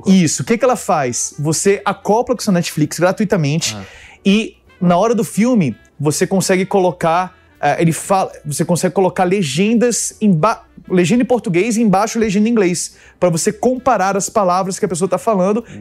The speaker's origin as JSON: {"language": "Portuguese", "town": "Brasília", "region": "Federal District", "country": "Brazil", "tie": "born or raised there", "also_born_or_lived": "United States", "said": "Sou de Brasília. Eu nasci fora, eu sou americano e vim para Brasília com 4, 5 anos de idade, pequenininho."}